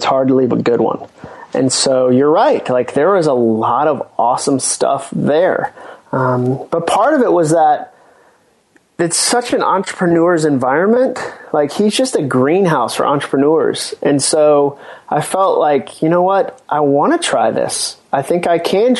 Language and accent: English; Massachusetts, United States; moved away; also born or lived in North Carolina / Birmingham, Alabama; I was born in North Carolina, but I grew up in Massachusetts. My dad started a church up there when I was going into the first grade